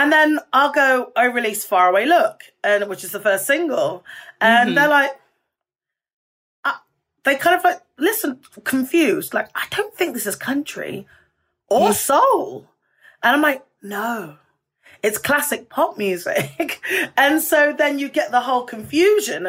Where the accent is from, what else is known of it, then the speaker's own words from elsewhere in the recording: United Kingdom; moved away as an adult; now in United States; as a Brit